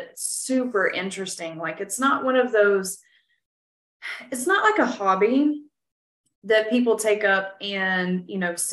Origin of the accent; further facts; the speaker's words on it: West Tennessee, United States; moved away as an adult; now in Texas, United States; I'm originally from West Tennessee and mm-hmm. we moved to Texas 2 years ago.